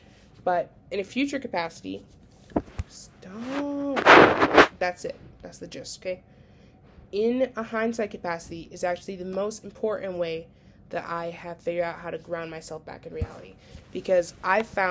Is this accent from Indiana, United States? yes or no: no; Minnesota, United States; accent: Minnesota; moved away; my accent from Minnesota